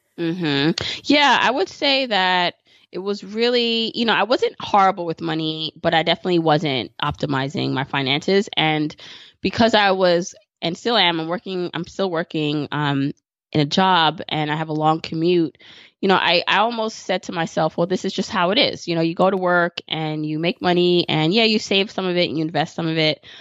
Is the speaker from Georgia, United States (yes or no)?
no; New York City, New York, United States; I live in New York City and I grew up in Brooklyn